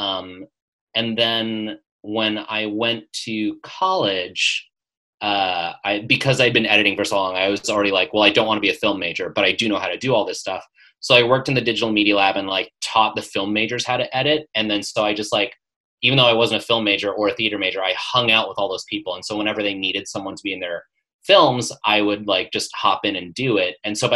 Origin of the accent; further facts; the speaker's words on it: Las Vegas, Nevada, United States; moved away as an adult; also born or lived in Chicago / New York; now in Los Angeles, United States; So I grew up in Las Vegas